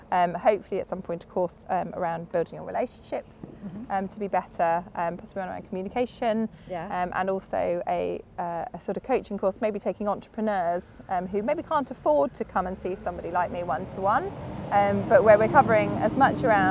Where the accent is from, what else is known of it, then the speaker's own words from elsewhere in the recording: Cambridge, East of England, United Kingdom; I was born in Cambridge